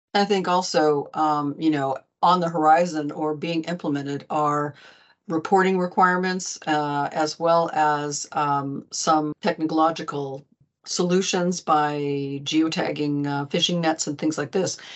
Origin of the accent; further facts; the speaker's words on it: United States; now in Arendal, Norway; as one American, I'm living here in Arundel, Norway